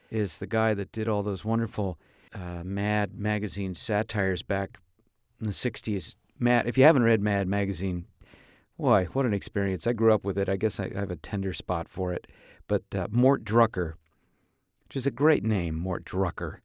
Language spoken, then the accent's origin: English; Tarzana, California, United States; my hometown here of Tarzan.